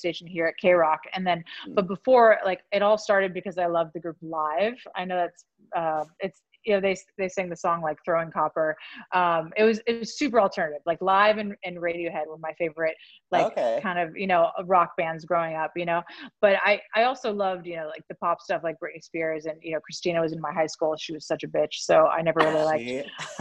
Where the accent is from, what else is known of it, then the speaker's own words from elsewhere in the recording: Pittsburgh, Pennsylvania, United States; moved away as an adult; also born or lived in Los Angeles; I'm from Pittsburgh. So I wanted to move from Pittsburgh to Los Angeles. And I did when I was like 20